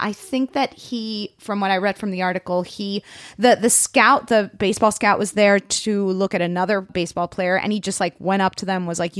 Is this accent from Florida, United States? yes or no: yes; Miami, Florida, United States; I am also from Miami.